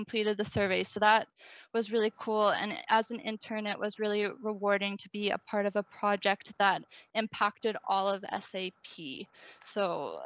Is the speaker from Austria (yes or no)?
no; Victoria, British Columbia, Canada; moved away as an adult; now in Ireland; I worked at a local startup in Victoria, BC, my hometown